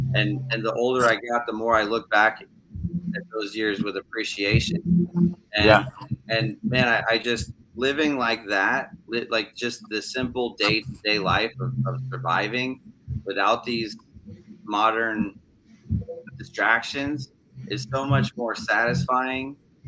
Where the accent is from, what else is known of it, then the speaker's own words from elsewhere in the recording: Maine, United States; also born or lived in California; I was from California, but my mom married my stepdad, who was from Maine, and we moved to the middle of the woods in Maine and lived in a summer camp